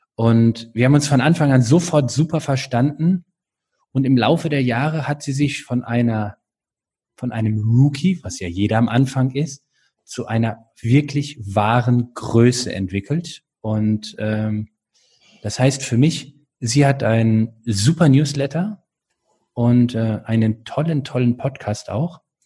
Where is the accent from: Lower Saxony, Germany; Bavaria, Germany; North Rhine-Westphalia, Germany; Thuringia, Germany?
North Rhine-Westphalia, Germany; now in Baden-Württemberg, Germany; ich bin dort aufgewachsen in Nordrhein-Westfalen